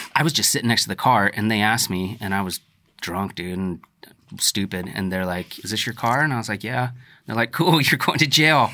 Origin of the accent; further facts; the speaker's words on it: The Dalles, Oregon, United States; you and I grew up in the Dalles